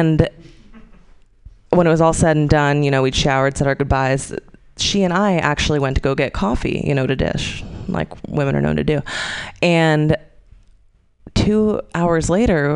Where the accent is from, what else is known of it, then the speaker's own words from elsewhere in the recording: Tampa, Florida, United States; now in San Francisco, United States; I grew up in Florida for 17 years in Tampa